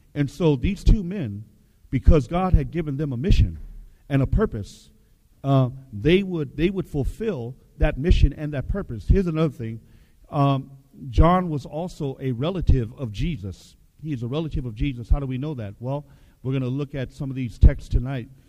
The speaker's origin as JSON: {"language": "English", "town": "Seattle", "region": "Washington", "country": "United States", "tie": "born or raised there", "said": "I grew up in Seattle"}